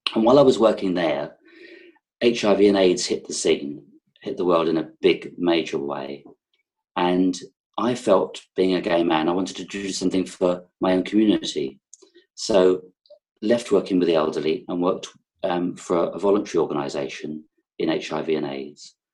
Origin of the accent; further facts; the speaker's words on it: London, United Kingdom; accent: London; moved away as an adult; also born or lived in Sussex; now in Herefordshire, United Kingdom; I'm zooming from Herefordshire in the UK, um, but I've probably got a bit of a London accent because that's where I was born